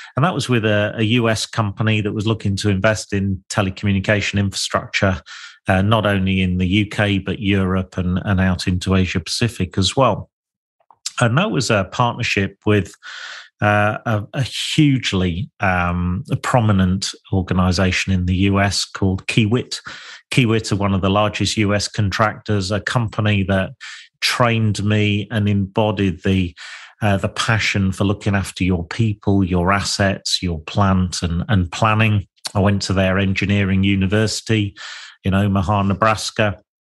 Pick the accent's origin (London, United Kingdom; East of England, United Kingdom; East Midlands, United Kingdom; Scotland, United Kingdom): East Midlands, United Kingdom; Lincolnshire; I was born and bred in Lincolnshire